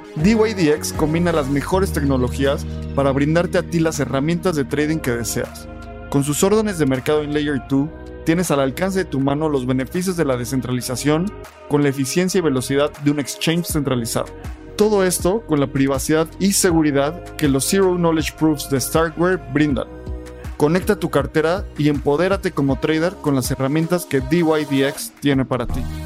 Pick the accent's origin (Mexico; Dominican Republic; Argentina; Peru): Mexico; como mexicano